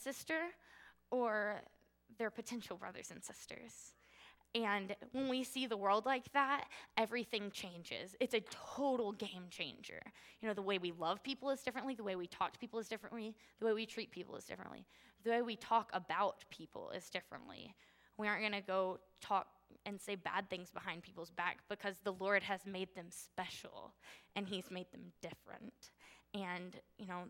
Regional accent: United States; I was born into privilege in the United States.

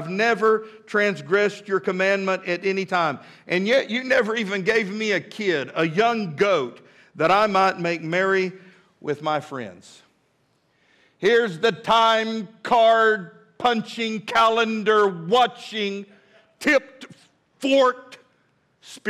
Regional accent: Midland, Texas, United States; now in Fort Smith, United States; when I was a boy growing up in Midland, Texas

